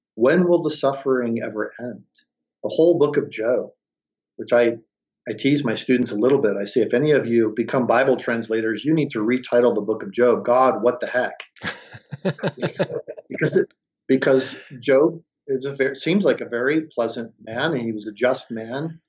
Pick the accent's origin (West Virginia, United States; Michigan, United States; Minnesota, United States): Michigan, United States; Detroit; I grew up in Detroit, Michigan